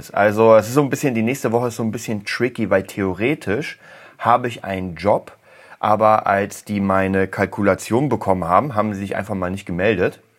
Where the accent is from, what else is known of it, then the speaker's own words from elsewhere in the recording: Berlin, Germany; Lustigerweise war ich gestern genau in der Gegend, wo ich aufgewachsen bin. Und ich muss euch sagen, also am Hermannplatz